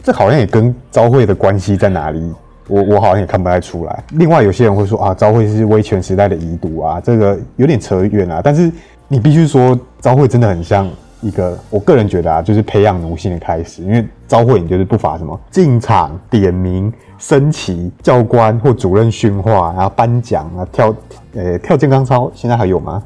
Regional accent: Taiwan; 我们台湾人的， 台湾人的身体

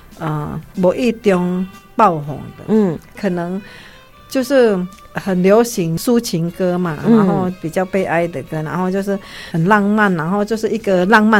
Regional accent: Indonesia; moved away as an adult; now in Taiwan; 你是不是印尼人？我说是啊

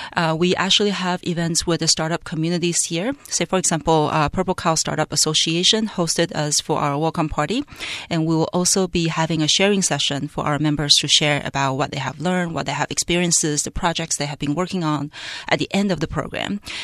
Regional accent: Taiwan; moved away as an adult; also born or lived in Canada / Hong Kong / Silicon Valley, United States; born and raised in Taiwan

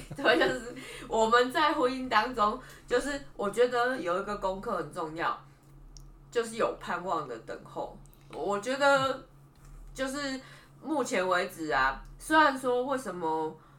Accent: Taipei, Taiwan; 我是台北人

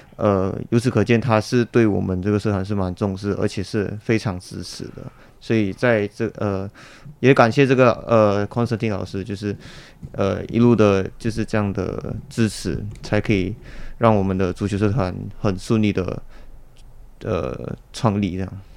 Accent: Malaysia; now in Taiwan; 我是马来西亚人

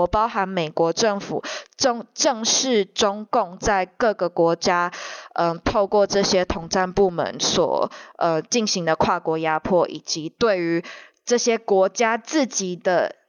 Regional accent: Taiwan; 虽然我们自己像我们台湾人或台美人或关注中国人权的人

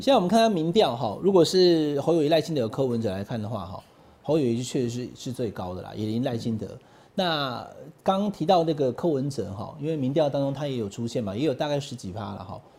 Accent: Taiwan

